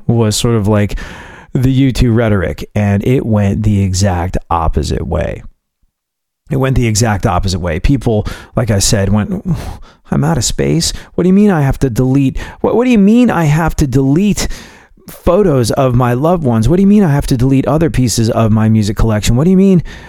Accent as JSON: {"language": "English", "region": "England", "country": "United Kingdom", "tie": "born or raised there", "also_born_or_lived": "New York / Houston", "moved": "as an adult", "said": "being a New Yorker that grew up in England"}